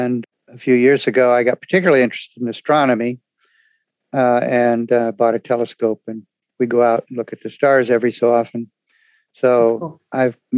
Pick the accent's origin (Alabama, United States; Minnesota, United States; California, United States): California, United States; Redlands; I grew up in Redlands, California, which is near the desert.